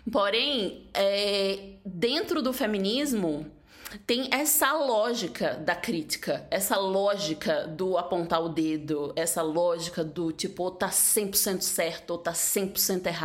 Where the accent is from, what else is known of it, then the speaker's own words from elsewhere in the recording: Northeast Region, Brazil; fico feliz como nordestina, né?